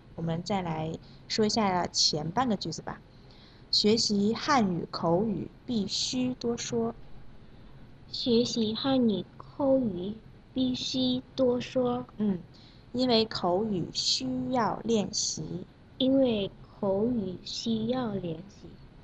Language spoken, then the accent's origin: Chinese; Indonesia; Chinese is a second language; 我是来自印尼的